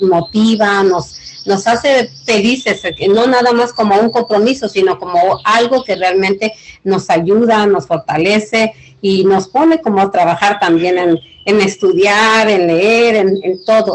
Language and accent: Spanish; Ixtapan de la Sal, State of Mexico, Mexico; also born or lived in South Los Angeles; now in Los Angeles, United States; yo crecí en Ixtapel de la Sal, es en el Estado de México